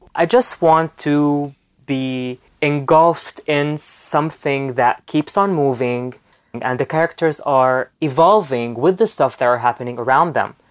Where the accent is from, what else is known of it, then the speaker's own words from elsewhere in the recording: Lebanon; I'm from Lebanon, live from Lebanon right now. I was born there and I live there